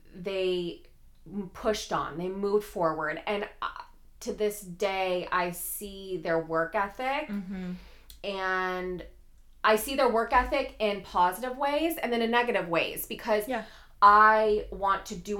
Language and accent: English; 40 minutes north of Detroit, Michigan, United States; moved away as an adult; also born or lived in Virginia / Washington, D.C.; now in Gallatin, United States; I grew up in Michigan, 40 minutes north of Detroit